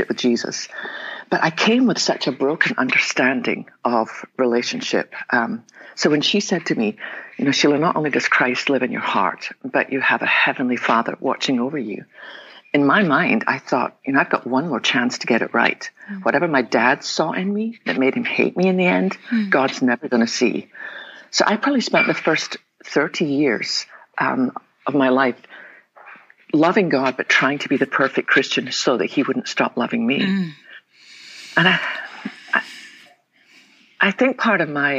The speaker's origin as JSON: {"language": "English", "region": "west coast of Scotland", "country": "United Kingdom", "tie": "born or raised there", "moved": "yes", "lives_now": "Texas, United States", "said": "I was born in the west coast of Scotland. Probably tell them my accent."}